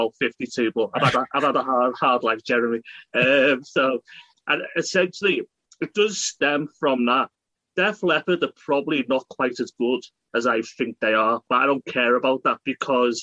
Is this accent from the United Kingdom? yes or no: yes; United Kingdom; being British